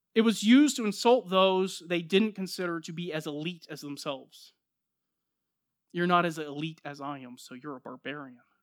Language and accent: English; United States; I'm an American, born here, raised here, citizen